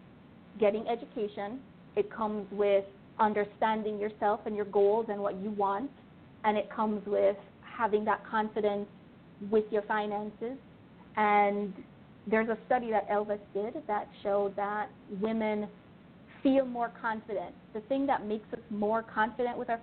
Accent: Jamaica; moved away as an adult; I grew up in Jamaica.

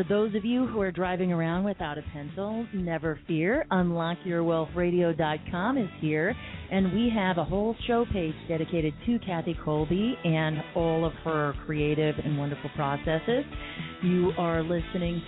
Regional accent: Phoenix, Arizona, United States; my hometown of Phoenix, Arizona.

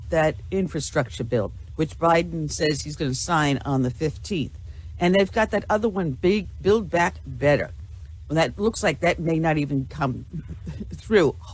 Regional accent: New York, United States; oh man, I actually I'm from Long

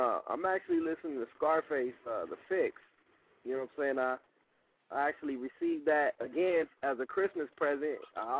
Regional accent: California, United States; we are from Cali, we mostly rock out here.

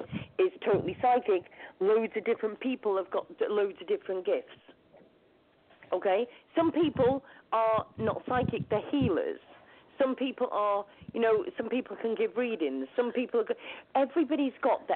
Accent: United Kingdom; also born or lived in Lancashire; I'm actually from the UK. I'm actually in the UK.

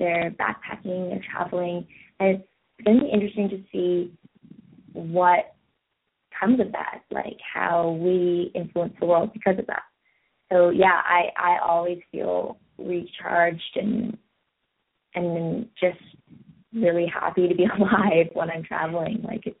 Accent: England, United Kingdom; also born or lived in Belgium / France / Spain / Holland; Well, I was born in England, so I spent a fair bit of time over there and then traveling around Europe as a kid because I lived in England, so it was all quite close.

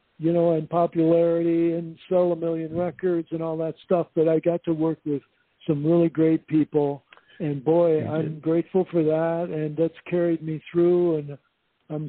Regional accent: Indiana, United States; born or raised there; now in Whidbey Island, United States

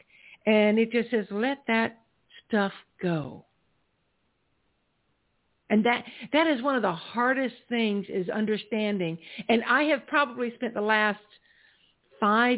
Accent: South Carolina, United States; I grew up in South Carolina

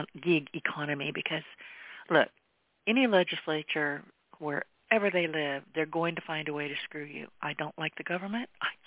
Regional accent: California, United States; I was born and raised in California. I've been here in southwest Louisiana largely most of my life.

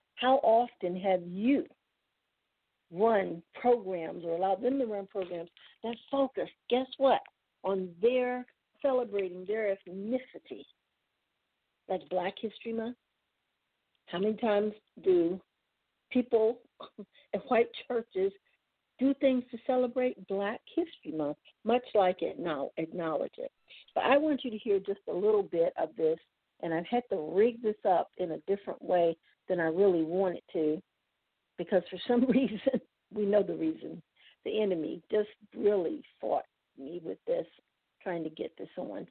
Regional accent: Washington, District of Columbia, United States; I'm from Washington

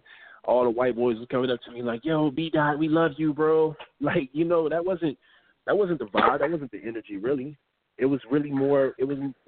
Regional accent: Los Angeles, California, United States; I'm not from L.A. I'm from Pacoima

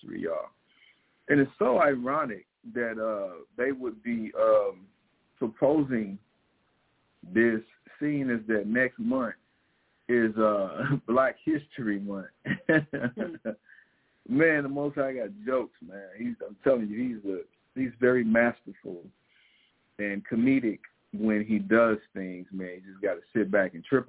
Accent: Missouri, United States; I grew up in Missouri

